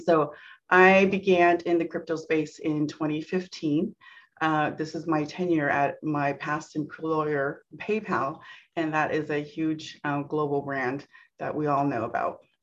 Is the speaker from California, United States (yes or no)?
yes; Santa Clara, California, United States; born and raised in Silicon Valley. I'm here in the heart of Santa Clara, California